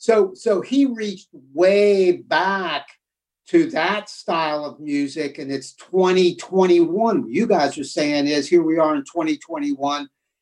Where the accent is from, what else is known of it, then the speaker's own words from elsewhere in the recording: Cincinnati, Ohio, United States; I grew up in Cincinnati, Ohio.